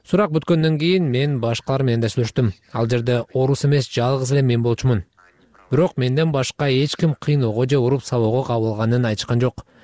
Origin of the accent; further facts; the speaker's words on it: Russia; also born or lived in Bishkek, Kyrgyzstan; мен кыргызстанда бишкекте бирок орусияда чоңойгом деп жооп бердим бул жерде бала бакчага мектепке университетке бардым бүт өмүрүм ушул өлкөдө өттү деп айттым